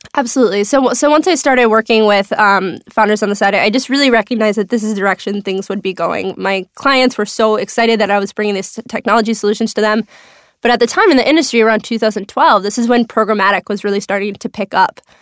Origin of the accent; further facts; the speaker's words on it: Minnesota, United States; moved away as an adult; also born or lived in Chicago; now in New York, United States; I am from Minnesota, Minnetonka, Minneapolis, Minnesota